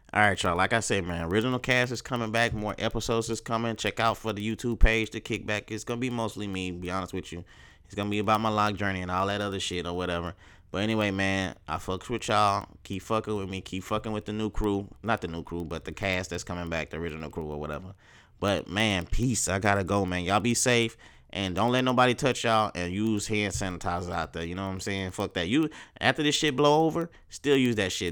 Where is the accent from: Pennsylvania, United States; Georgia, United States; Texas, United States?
Texas, United States; I'm from Texas